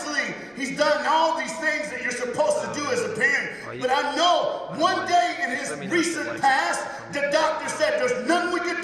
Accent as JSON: {"language": "English", "region": "the South", "country": "United States", "said": "I'm from the United States of America. I'm black, and I'm a preacher, and I'm from the South"}